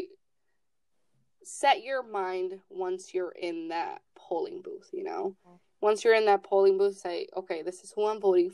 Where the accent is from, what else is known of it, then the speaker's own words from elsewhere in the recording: Chicago, Illinois, United States; I'm from Chicago. I come from a Latino-based community